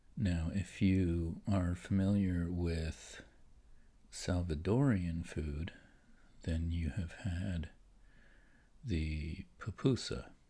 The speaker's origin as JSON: {"language": "English", "town": "Philadelphia", "region": "Pennsylvania", "country": "United States", "said": "I'm an East Coast guy. And I'm from the Philadelphia area"}